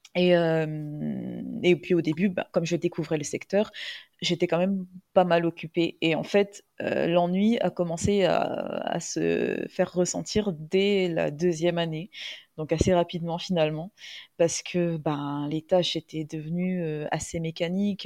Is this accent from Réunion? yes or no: yes; Réunion; also born or lived in metropolitan France; je vis à La Réunion, je suis réunionnaise